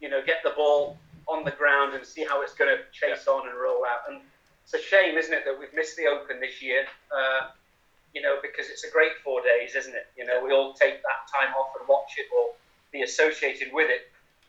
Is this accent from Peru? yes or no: no; United Kingdom; if I had a choice, yes, the Open would be the one to win as a Brit.